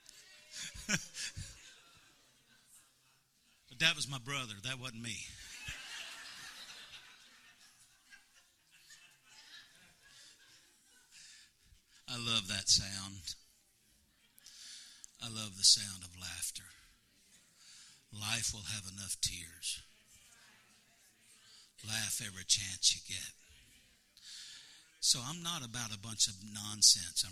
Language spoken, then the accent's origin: English; Missouri, United States; moved away as an adult; now in Louisiana, United States; I'm from Missouri, but we've lived in Louisiana 10 years